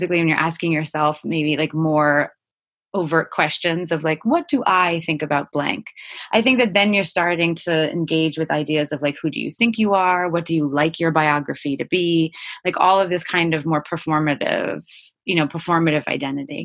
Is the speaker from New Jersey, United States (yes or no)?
yes; Cranford, New Jersey, United States; I grew up in Central Jersey.